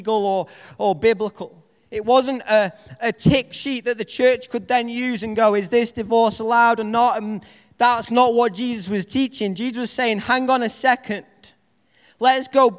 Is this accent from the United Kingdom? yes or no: yes; United Kingdom; accent: Northern English; my Northern English accent